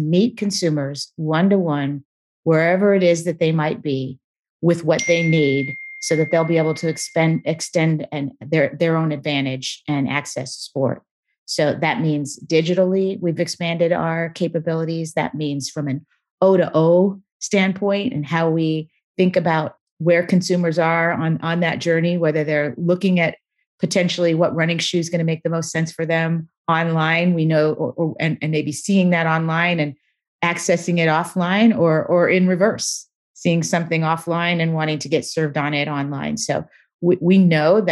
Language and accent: English; Beaverton, Oregon, United States; also born or lived in Portland, Oregon; I actually grew up, not just in Portland, but I grew up in Beaverton, Oregon, less than a mile from where Nike is headquartered